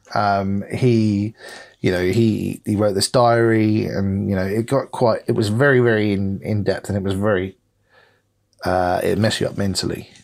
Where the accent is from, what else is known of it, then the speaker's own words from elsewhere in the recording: United States; I'm an American and I'm proud to be an American